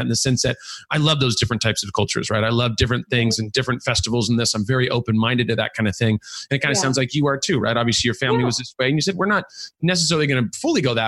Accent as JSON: {"language": "English", "region": "California", "country": "United States", "said": "I'm from California"}